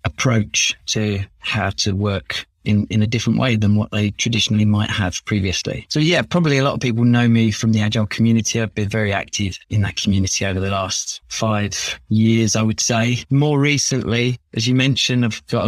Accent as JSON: {"language": "English", "region": "London", "country": "United Kingdom", "tie": "born or raised there", "accent": "Cockney", "said": "So I'm born and bred in London, in Chingford to be specific, kind of northeast London. I've lived here my whole life"}